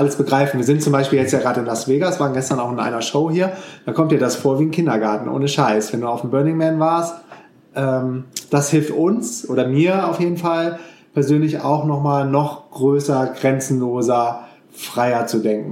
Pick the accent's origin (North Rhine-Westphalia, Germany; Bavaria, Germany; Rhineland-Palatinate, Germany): North Rhine-Westphalia, Germany; Düsseldorf; ich bin ja in Düsseldorf groß geworden